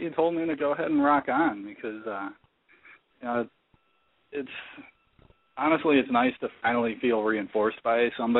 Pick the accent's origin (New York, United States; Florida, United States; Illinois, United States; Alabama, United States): Illinois, United States; Chicago; I'm from Chicago. I'm 28.